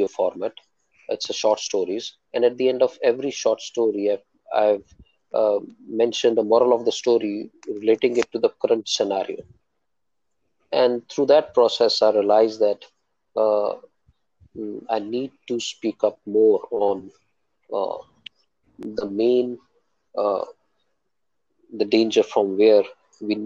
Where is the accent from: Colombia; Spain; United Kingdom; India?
India; Jalandhar, Punjab; moved away as an adult; also born or lived in Amritsar / Rohtak; now in Bahrain; I'm born and brought up in Punjab, Jalandhar